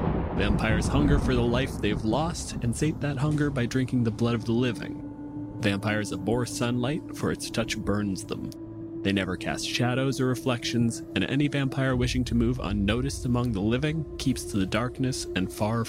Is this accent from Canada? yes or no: yes; Canada; My pronouns are he, him, and I'm a physicist from Canada.